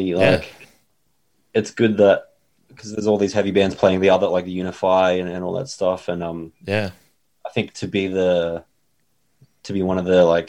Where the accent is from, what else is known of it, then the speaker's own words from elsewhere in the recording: Australia; We're Australian.